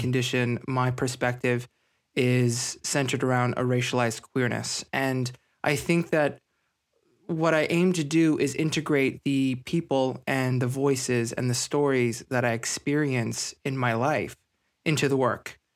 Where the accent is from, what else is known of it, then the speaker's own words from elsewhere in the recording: Scarborough and Ajax, suburbs of Toronto, Ontario, Canada; I grew up in a, a suburb of Toronto. I was, I was in Scarborough and Ajax